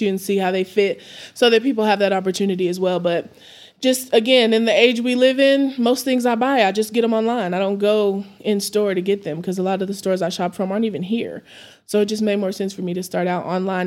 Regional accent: Amarillo, Texas, United States; I'm born and raised in Amarillo

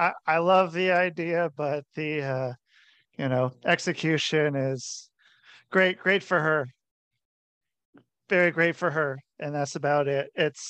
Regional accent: Cincinnati, Ohio, United States; I was born in Cincinnati.

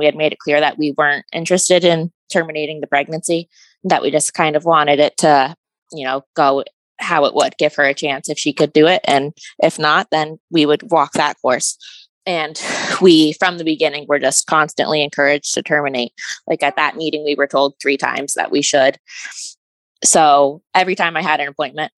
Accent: Vermont, United States; I am from Vermont

